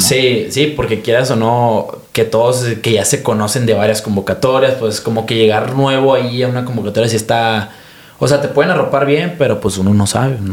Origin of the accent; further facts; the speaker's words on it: Mexico; como mexicano